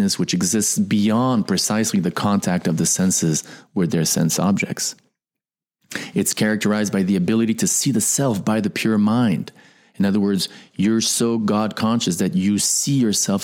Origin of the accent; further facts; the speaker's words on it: United States; I am an American. I was born in America